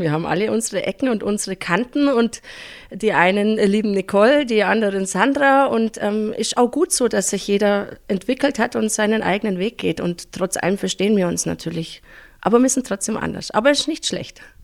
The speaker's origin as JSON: {"language": "German", "town": "Pfronten", "region": "Bavaria", "country": "Germany", "tie": "born or raised there", "said": "Ich bin aufgewachsen in Fronten."}